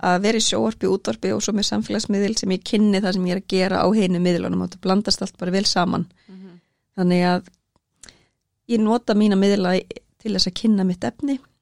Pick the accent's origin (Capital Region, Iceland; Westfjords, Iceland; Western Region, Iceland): Western Region, Iceland; Akranes; also born or lived in Norway / Reyðarfjörður; ég er alveg upp á Akranesi og bjó líka í Noregi og svo á Reyðafyrði